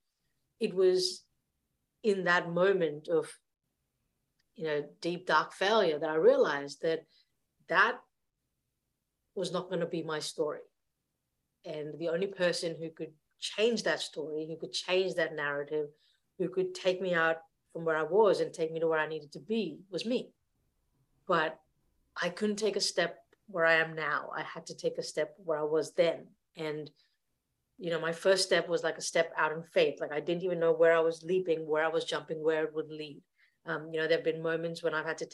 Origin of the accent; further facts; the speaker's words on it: India; moved away; I grew up in India back in the 1980s